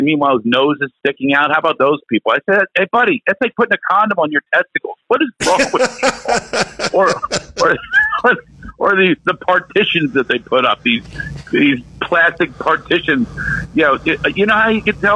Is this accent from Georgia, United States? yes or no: no; Philadelphia, Pennsylvania, United States; moved away; I'm from Philadelphia. City of brotherly love. There's no love in Philly.